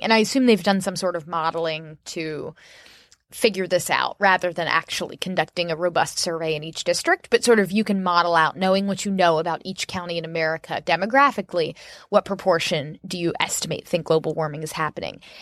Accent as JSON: {"language": "English", "town": "Orlando", "region": "Florida", "country": "United States", "tie": "born or raised there", "moved": "yes", "said": "I love my hometown. I didn't like it when I was growing up there"}